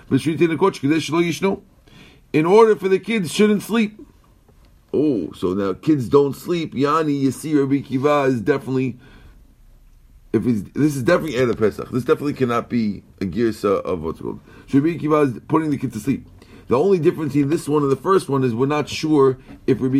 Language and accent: English; Iran; moved away; Our neighbor didn't see me for 35 years. I came from Iran.